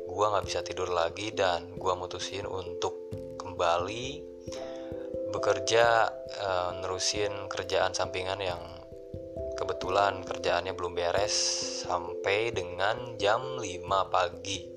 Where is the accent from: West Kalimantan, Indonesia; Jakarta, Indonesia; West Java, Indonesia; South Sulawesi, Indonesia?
West Java, Indonesia; Bandung; karena gue kebetulan sebenarnya gue orang Sunda orang Bandung